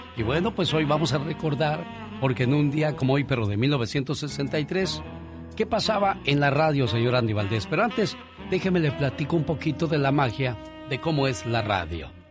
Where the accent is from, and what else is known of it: Mexico